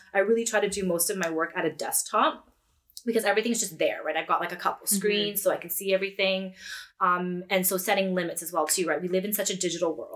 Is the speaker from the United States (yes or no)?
no; Edmonton, Alberta, Canada; now in Peterborough; I was born and raised in Edmonton